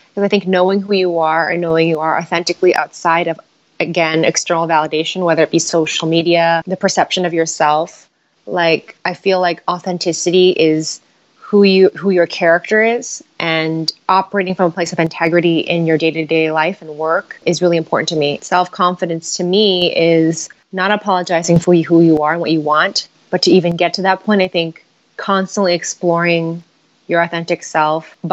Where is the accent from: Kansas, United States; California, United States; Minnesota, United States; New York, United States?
California, United States; San Francisco; I was born and raised in San Francisco